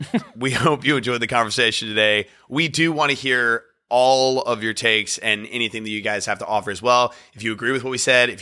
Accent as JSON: {"language": "English", "region": "Virginia", "country": "United States", "tie": "born or raised there", "also_born_or_lived": "North Carolina, United States", "lives_now": "New York, United States", "said": "how different it is from when we were growing up in Virginia and North Carolina to now living in New York"}